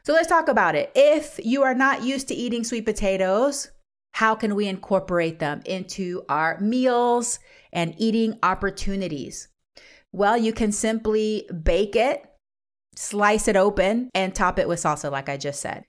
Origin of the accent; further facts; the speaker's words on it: Panama; now in United States; I'm from Central America, Panama.